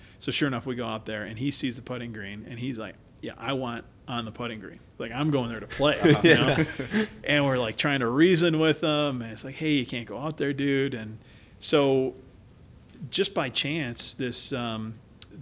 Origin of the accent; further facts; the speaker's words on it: Chicago, Illinois, United States; moved away; we're from Chicago originally